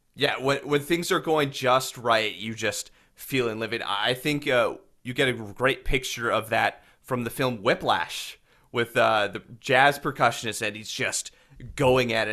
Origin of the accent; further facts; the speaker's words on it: Winkler, Manitoba, Canada; I'm from Winkler